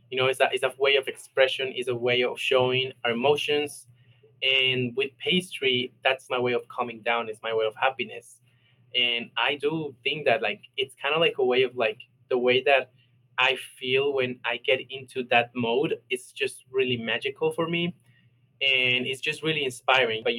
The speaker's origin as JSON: {"language": "English", "country": "Colombia", "said": "Especially I'm from Colombia. I'm, I'm Latino, so that's like top thing that everybody tells you."}